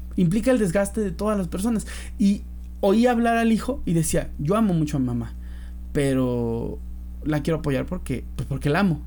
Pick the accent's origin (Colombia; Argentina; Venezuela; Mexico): Mexico; soy mexicano, pero además porque siento que los mexicanos tenemos muy arraigado eso de la familia